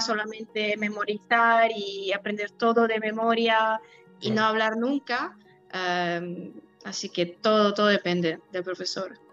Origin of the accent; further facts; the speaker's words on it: Italy; first language Polish and Italian; Spanish is a second language; now in Kraków, Poland; nací en Italia